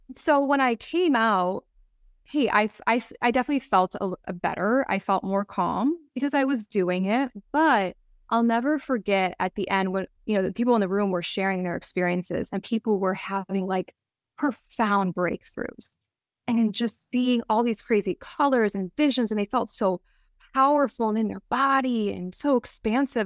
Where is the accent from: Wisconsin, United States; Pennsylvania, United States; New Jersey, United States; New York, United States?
Wisconsin, United States; I grew up in the Midwest. Mm-hmm. I in in Wisconsin